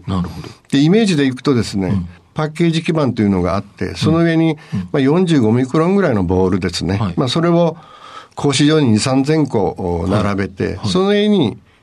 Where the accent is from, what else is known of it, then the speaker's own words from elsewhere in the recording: Imabari, Ehime, Japan; moved away as an adult; also born or lived in Shizuoka; 愛媛県の今治市の外れです